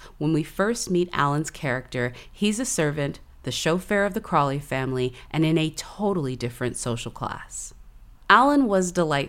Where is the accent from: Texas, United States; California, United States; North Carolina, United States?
Texas, United States; as a Texan